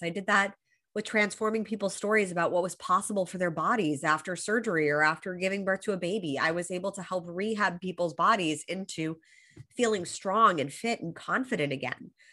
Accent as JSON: {"language": "English", "town": "Los Angeles", "region": "California", "country": "United States", "tie": "born or raised there", "moved": "as an adult", "lives_now": "Australia", "said": "I was born and raised in Los Angeles"}